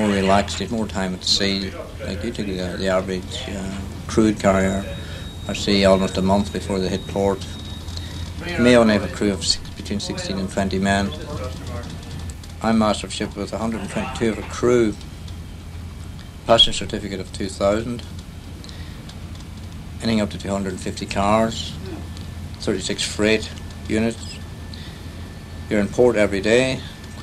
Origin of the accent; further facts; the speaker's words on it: Moville, County Donegal, Ireland; also born or lived in Derry; I hail from Maville in the Banks of the Foyle.